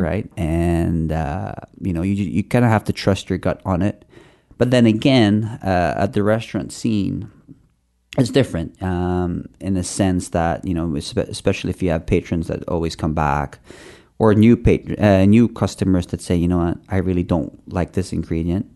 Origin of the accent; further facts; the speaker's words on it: Philippines; now in Canada; I grew up in the Philippines.